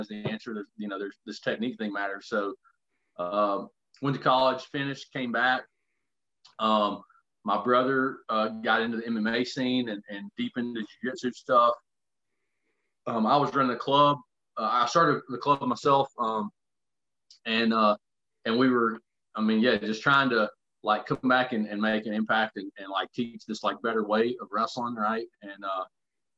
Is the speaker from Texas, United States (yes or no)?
no; Alabama, United States; I grew up here in Alabama